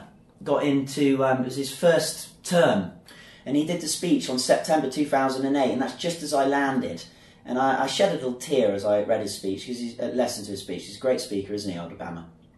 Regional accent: Bath, South West England, United Kingdom; now in Zhuhai, China; I'm from a place in England called Bath, which is the cleanest city in England. And it's in the southwest, near where Stonehenge is and Glastonbury and beautiful countryside. And Bath's a historical Roman town.

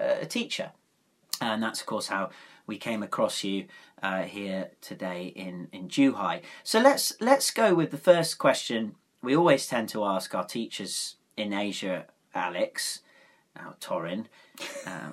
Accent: South West England, United Kingdom; Being from the southwest

